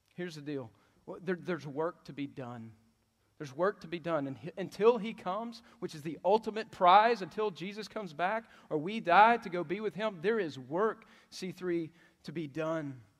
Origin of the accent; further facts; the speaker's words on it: Texas, United States; But I love Texas. I, this is where I grew up